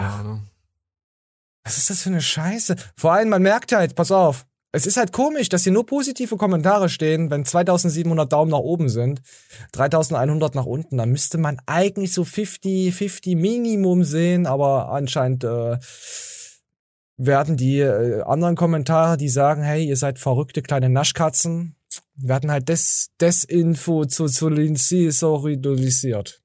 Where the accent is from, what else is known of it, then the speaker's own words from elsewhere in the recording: North Rhine-Westphalia, Germany; Ich komme ja aus Ostwestfalen